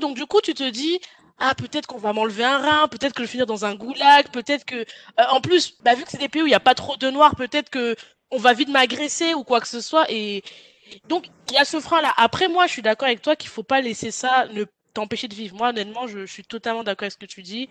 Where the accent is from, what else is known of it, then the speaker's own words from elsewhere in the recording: France; je suis française aussi